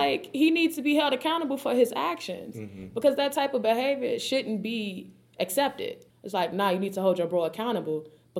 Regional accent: Chicago, Illinois, United States; They won't know what growing up in Chicago was like for us.

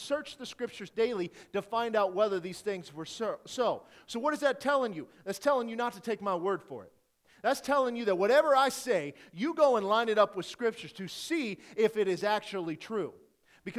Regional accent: Detroit, Michigan, United States; moved away; I'm originally from Detroit

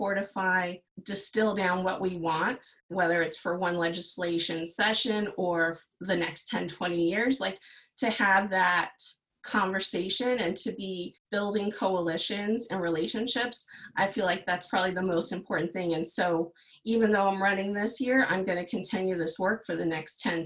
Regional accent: San Antonio, Texas, United States; moved away as an adult; now in North Reading, United States; I grew up in South Texas, in San Antonio, Texas

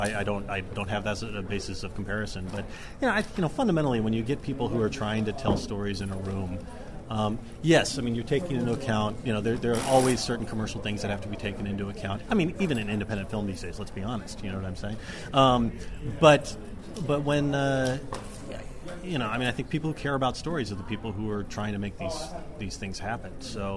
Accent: Dallas, Texas, United States; also born or lived in Oxford; I grew up in Dallas as a kid

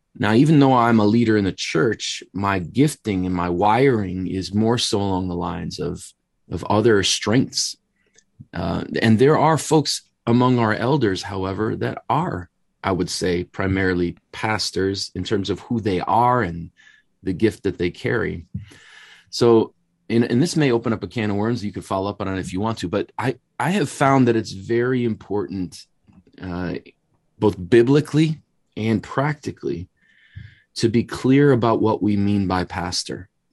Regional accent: Wisconsin, United States; moved away as an adult; now in Chicago, United States; born and raised in Wisconsin, so just immediately north of Chicago, but moved down here in the mid-nineties

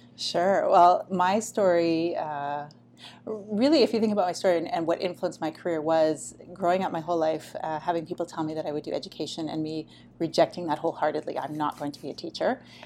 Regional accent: Canada; also born or lived in Taiwan; come home to Canada

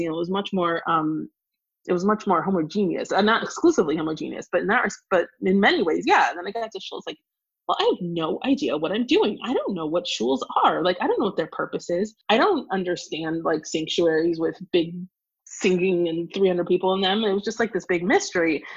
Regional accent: Evanston, Illinois, United States; now in Washington, D.C., United States; I grew up in Evanston, Illinois

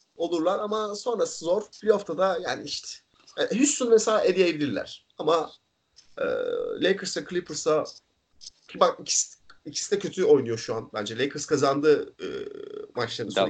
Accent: İzmir, Turkey; İzmir'de- İzmir'de büyüdük ikimiz de.

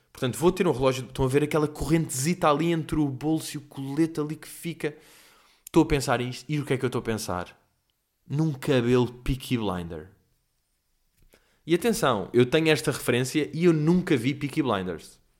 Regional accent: Lisbon, Portugal; uh, pá, tenho 25 anos, venho de Lisboa, pá, e sou humorista.

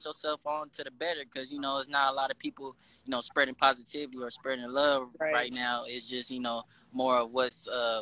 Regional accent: Compton, California, United States; growing up in Compton has influenced me a lot

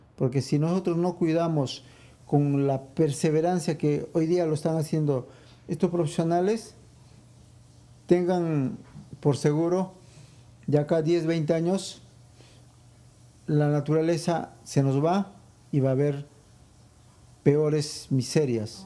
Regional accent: Arequipa, Peru; now in New York, United States; en mi país, que es Perú

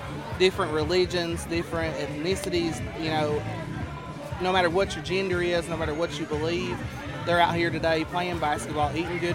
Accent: Appalachia, Virginia, United States; I'm originally from Appalachia, Virginia. Graduated from Appalachia High School.

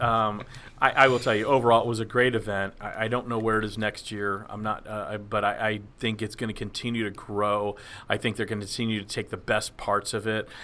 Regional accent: Dallas, Texas, United States; I grew up in Dallas, Texas

